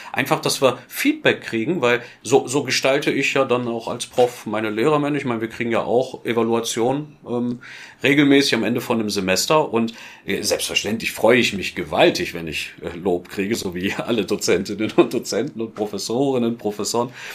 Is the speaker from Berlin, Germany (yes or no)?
yes; Berlin, Germany; moved away as an adult; now in Filderstadt, Germany; als Berliner